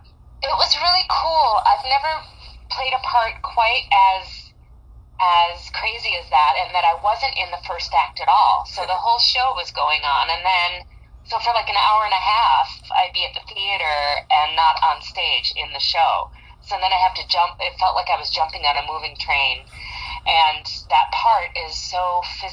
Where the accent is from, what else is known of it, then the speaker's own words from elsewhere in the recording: Madison, Wisconsin, United States; I'm originally from Madison, Wisconsin. Born and raised, Cheesehead